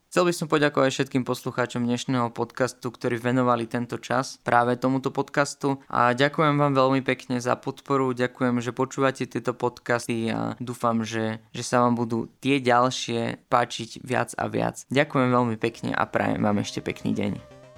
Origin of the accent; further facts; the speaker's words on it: Kežmarok, Prešov Region, Slovakia; also born or lived in Poprad / Dolný Smokovec / Lučivná; sa ma rozhodli rodičia preložiť hneď v druhom ročníku do Kešmarku, kde sme sa následne aj presťahovali